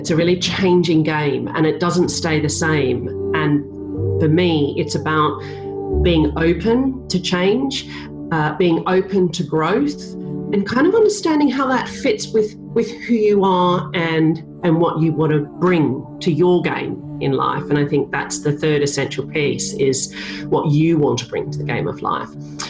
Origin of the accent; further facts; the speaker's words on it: Australia; I am Australian.